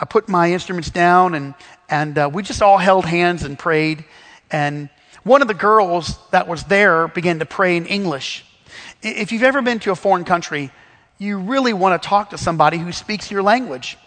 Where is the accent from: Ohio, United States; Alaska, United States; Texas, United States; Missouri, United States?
Missouri, United States; where I grew up in Missouri